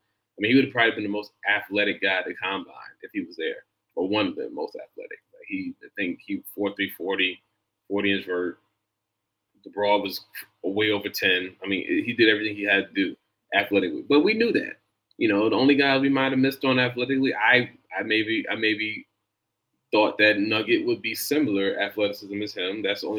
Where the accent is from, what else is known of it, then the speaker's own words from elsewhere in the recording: New York, United States; as much as I'm from New York, so, you know, the people here are very upset about him